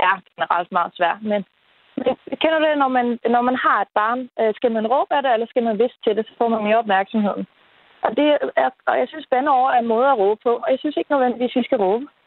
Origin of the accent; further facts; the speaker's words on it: Netherlands; first language Dutch; Danish is a second language; now in Denmark; nu kommer jeg faktisk ikke fra Danmark, jeg kommer fra Holland selvfølgelig. Øh, og der bandede jeg simpelthen ikke. Da jeg så kom til Danmark, så lærte jeg dansk